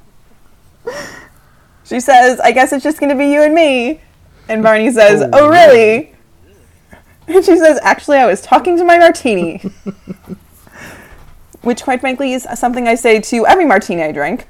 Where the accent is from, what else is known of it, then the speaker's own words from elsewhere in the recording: Midwest, United States; also born or lived in Ann Arbor, Michigan; We're from the Midwest